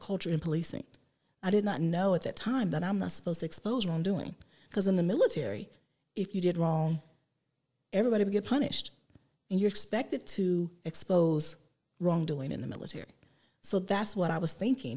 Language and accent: English; West Virginia, United States; moved away as an adult; now in Columbus, United States; I grew up in West Virginia